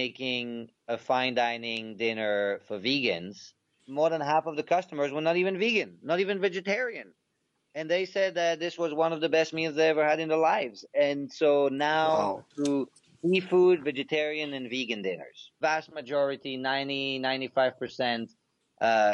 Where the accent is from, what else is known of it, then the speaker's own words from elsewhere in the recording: Belgium; moved away; growing up in Belgium